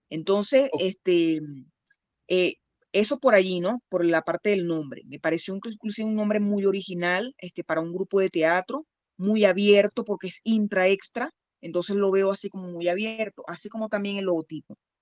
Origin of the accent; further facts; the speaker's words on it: Maracaibo, Zulia, Venezuela; moved away; yo vengo de Maracaibo, Estado Zulia